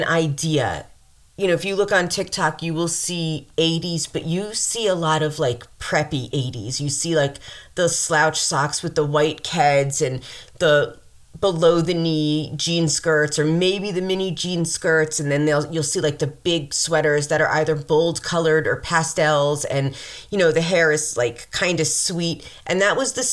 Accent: Mount Vernon, New York, United States; there's Lower Westchester where I'm from in Mount Vernon

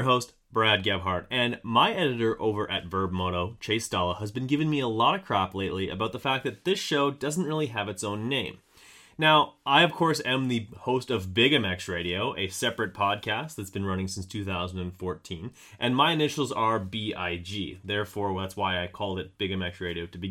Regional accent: Canada; also born or lived in Manitoba; I am Canadian as Canadian gets. I'm located right in the middle of Canada in Manitoba

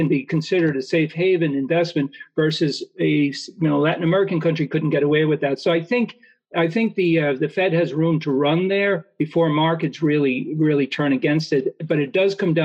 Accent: Ireland; moved away; growing up in Ireland where it rains a lot

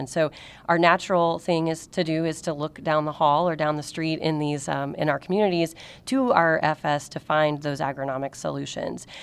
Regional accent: Marion, Illinois, United States; I was raised in Marion

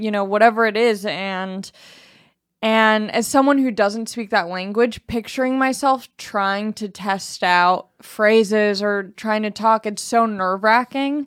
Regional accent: United States; as an American

